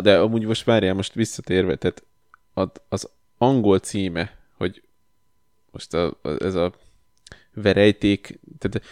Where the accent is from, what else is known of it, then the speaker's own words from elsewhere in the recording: Kosd, Pest, Hungary; én óvodás voltam, és a Kosdon nőttem fel